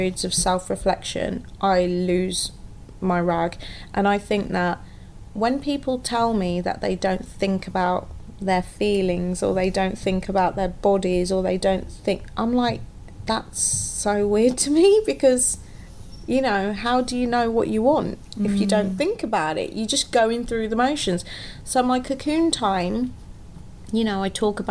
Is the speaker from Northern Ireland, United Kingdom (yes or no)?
no; Wolverhampton, West Midlands, United Kingdom; now in London, United Kingdom; I actually moved back to my hometown for 18 months